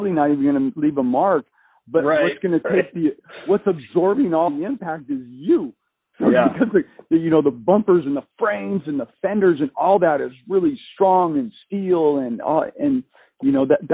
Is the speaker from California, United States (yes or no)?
yes; Southern California, United States; I grew up in Southern California